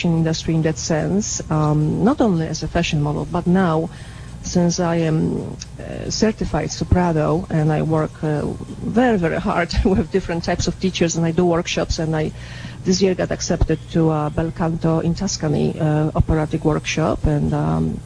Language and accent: English; Łódź, Łódź Voivodeship, Poland; moved away as an adult; also born or lived in Los Angeles; now in Carmel, United States; Born and raised in Poland